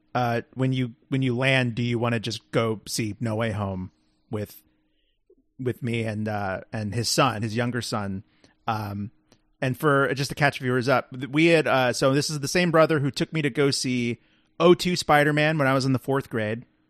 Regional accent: Texas, United States; moved away; go home to Texas

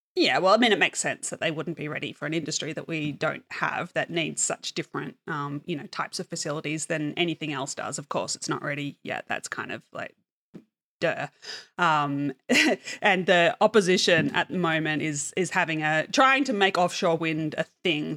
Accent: Australia; also born or lived in Denmark; as an Australian

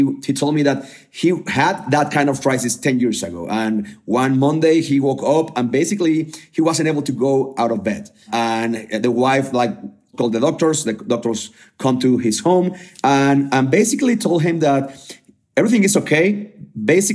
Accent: Mexico; from Mexico

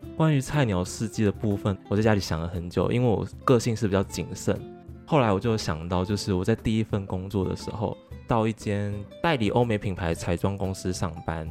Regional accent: Taiwan; 他们讲话方式就跟我们台湾人不一样了嘛

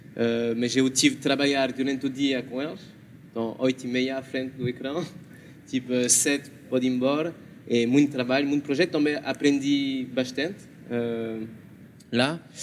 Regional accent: France; Portuguese is a second language; now in Portugal; sou francês

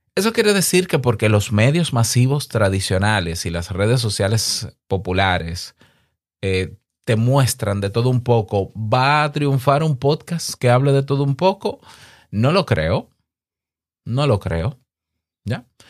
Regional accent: Dominican Republic; En mi país, en República Dominicana

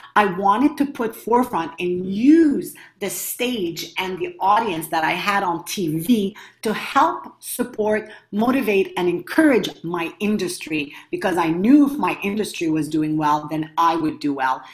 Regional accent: Montreal, Quebec, Canada; I come from Montreal, Canada

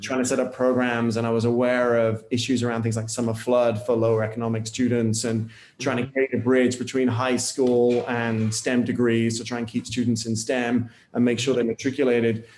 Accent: United Kingdom; moved away as an adult; now in United States; as a Brit or a European arriving in the US

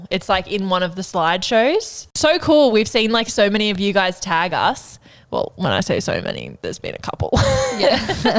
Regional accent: New South Wales, Australia; I think that just comes with growing up in the Northern Rivers. You're like, you have to be indie and like, you know, cool.

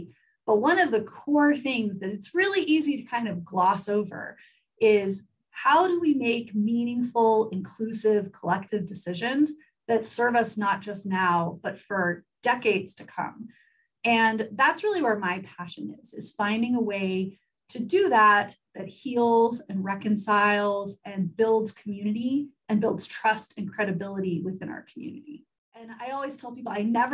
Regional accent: Pensacola, Florida, United States; moved away; grew up in Pensacola, Florida, which is the oldest settlement in the United States

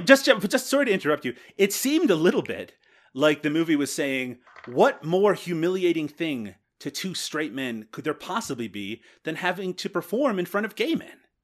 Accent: Canada; accent: Canadian; my Canadian accent

